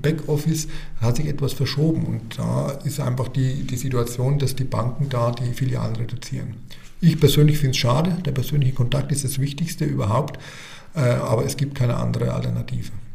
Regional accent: Stetten, Bavaria, Germany; also born or lived in Ostheim vor der Rhön; Also ich bin ein Röner Kind, äh, geboren in der Rhön, arbeite in der Rhön und bin eigentlich mein ganzes Leben in der Rhön geblieben. Aufgewachsen bin ich in Stetten

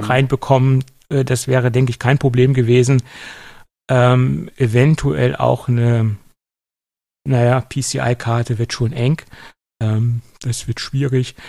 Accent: Göttingen, Lower Saxony, Germany; bei uns in Göttingen

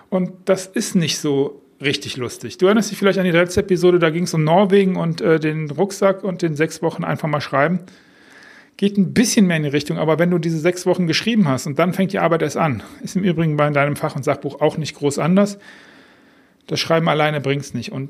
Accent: Düsseldorf, North Rhine-Westphalia, Germany; das ist ein Song von … aus meiner Heimatstadt Düsseldorf

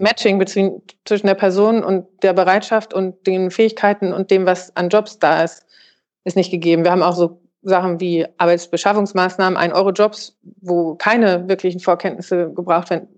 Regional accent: Germany; bei uns in Deutschland

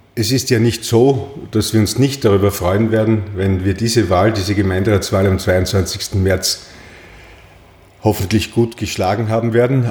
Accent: Graz, Styria, Austria; also born or lived in Klagenfurt, Carinthia; sechs Wochen später war ich auch schon wieder in Graz und bin seither in Graz

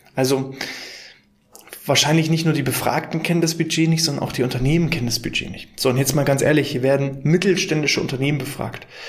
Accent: Mecklenburg-Vorpommern, Germany; wir kommen aus MV, aus Mecklenburg-Vorpommern.

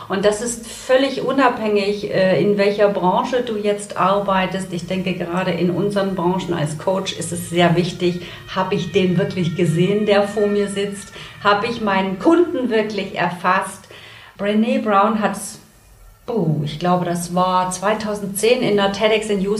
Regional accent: Saxony, Germany; now in Hamburg, Germany; hier aus Hamburg, nicht gebürtig in Hamburg. Ich komme aus dem tiefsten Sachsen und immer, wenn ich ein bisschen aufgeregt bin, hört man das auch.

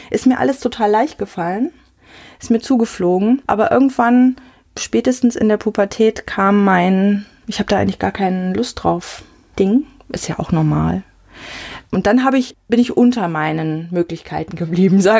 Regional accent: Siegen, North Rhine-Westphalia, Germany; Siegen ist meine Heimat. Ich bin noch oft dort, aber nichts im Vergleich zur Schönheit hier vom Rhein-Main-Gebiet, muss ich sagen, Rheinhessen. Ist einfach meine Heimat, nicht mehr, nicht weniger.

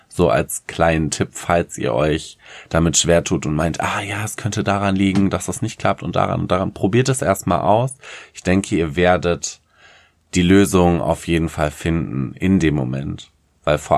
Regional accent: Paderborn, North Rhine-Westphalia, Germany; now in Hamburg, Germany; Ich bin ja aus Paderborn eigentlich gebürtig und ähm, habe dort ganz viele Jahre gelebt, bin jetzt halt in so eine große Metropole gezogen, weil ich keine Motivation mehr in meinem Heimatort hatte.

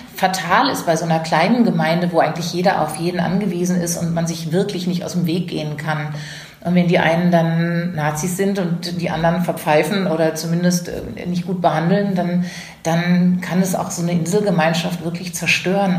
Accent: a village near Karlsruhe, Baden-Württemberg, Germany; now in Hamburg, Germany; dieses Dorf, aus dem ich komme, in der Nähe von Karlsruhe

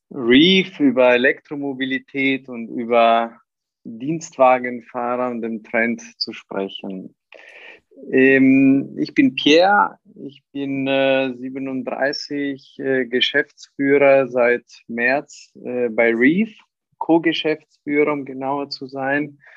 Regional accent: Italy; born there; Ich bin gebürtiger Italiener, aber äh, schon länger auch in, äh, im, im deutschen und internationalen Bereich tätig.

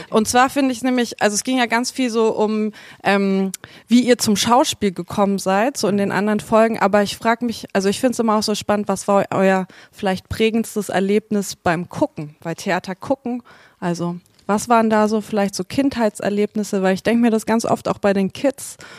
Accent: North Rhine-Westphalia, Germany; also born or lived in Nuremberg; also ich bin in Nürnberg geboren, also Mittelfranken. Und ähm, dann bin ich aber oft umgezogen. Also ich habe in NRW sprechen gelernt

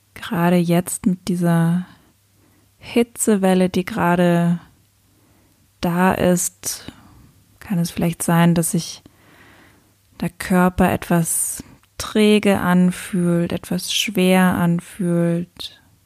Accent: Luxembourg; moved away as an adult; also born or lived in Cape Verde; also ich bin ja aus Luxemburg

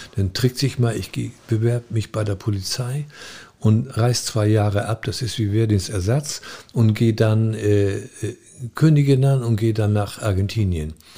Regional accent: North Sea coast, Germany; moved away as an adult; also born or lived in Hamburg; now in Eckernförde, Germany; Ich bin an der Nordsee aufgewachsen

